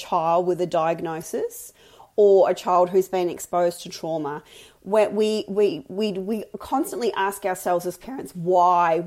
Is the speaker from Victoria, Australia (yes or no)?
yes; Mildura, Victoria, Australia; I grew up in Mildura, a big country town on the Murray River.